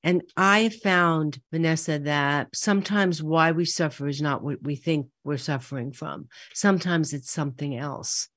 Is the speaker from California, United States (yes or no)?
no; New York City, New York, United States; growing up in Brooklyn and Queens